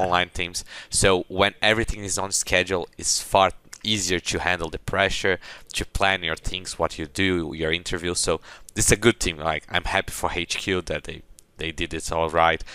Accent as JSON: {"language": "English", "country": "Brazil", "said": "I'm from Brazil."}